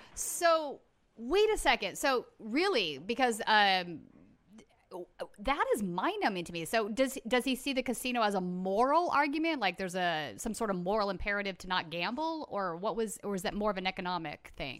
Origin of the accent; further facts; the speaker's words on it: United States; as an American